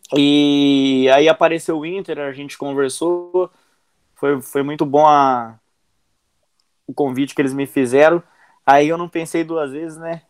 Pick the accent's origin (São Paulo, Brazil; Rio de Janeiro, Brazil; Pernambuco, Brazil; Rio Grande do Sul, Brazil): São Paulo, Brazil; Araraquara; eu sou de Araraquara, interior de São Paulo